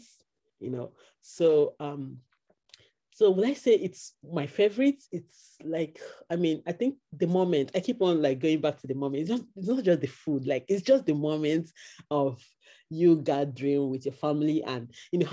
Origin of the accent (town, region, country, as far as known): Nigeria; born or raised there; moved away as an adult; now in Canada